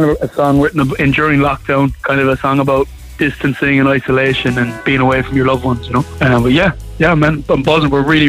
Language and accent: English; Skibbereen, Munster, Ireland; moved away as an adult; now in Cork, Ireland; I'm from Skibbereen, born and raised there.